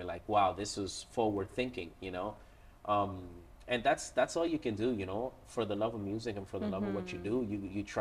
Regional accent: Toronto, Ontario, Canada; I was born and raised in Toronto, Canada.

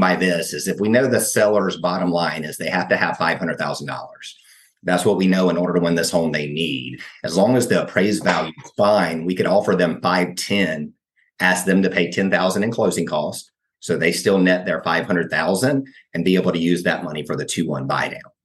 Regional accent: Brunswick, Georgia, United States; also born or lived in Outer Banks, North Carolina / Athens, Georgia; now in Atlanta, United States; I was born in the Outer Banks of North Carolina and grew up in Brunswick, Georgia

